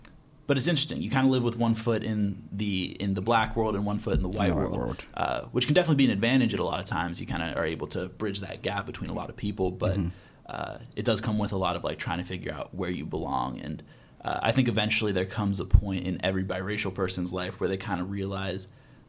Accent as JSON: {"language": "English", "town": "Lancaster", "region": "Pennsylvania", "country": "United States", "said": "I'm a senior international studies major. I'm from Lancaster, Pennsylvania."}